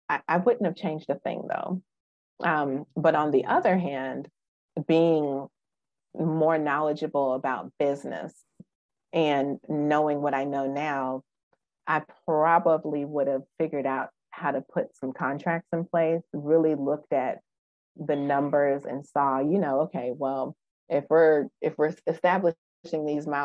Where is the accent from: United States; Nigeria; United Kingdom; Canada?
United States; Wisconsin; now in Memphis, United States; I'm from Wisconsin.